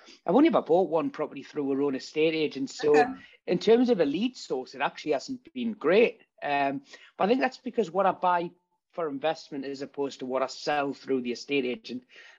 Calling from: Newcastle, North East England, United Kingdom; I'm up in Newcastle. I'm currently in my estate agency office.

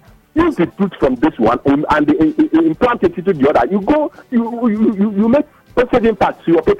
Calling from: Ikoyi, Lagos, Nigeria; I'm calling from Ikoyi.

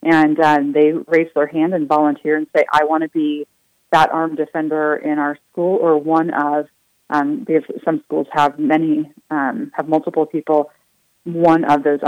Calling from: Colorado, United States; I'm calling you from Colorado

